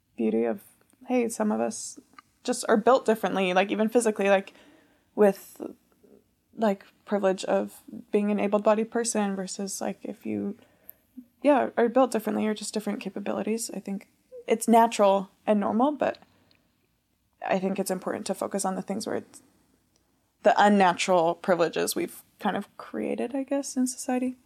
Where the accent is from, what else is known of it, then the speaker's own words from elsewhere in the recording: United States; first language English; being an American with my passport